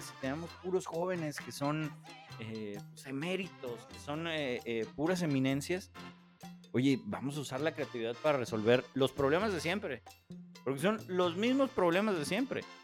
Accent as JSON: {"language": "Spanish", "country": "Mexico", "said": "como mexicanos"}